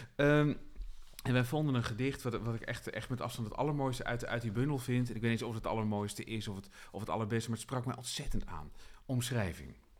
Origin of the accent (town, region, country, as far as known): Utrecht, Netherlands